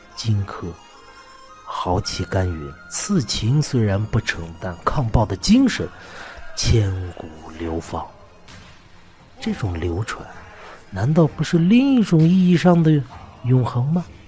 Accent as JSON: {"language": "Chinese", "country": "China", "said": "我们中国人"}